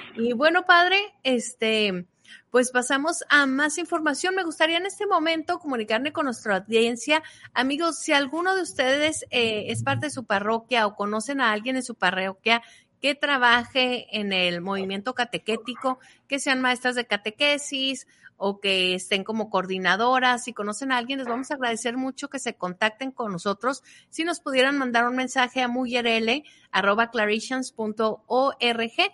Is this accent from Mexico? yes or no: yes; Mexico; now in United States; poder ejercer tu derecho como mexicano